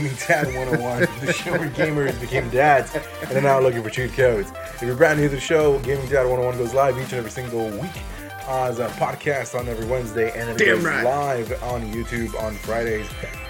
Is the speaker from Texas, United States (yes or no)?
no; Miami, Florida, United States; I'm from Miami.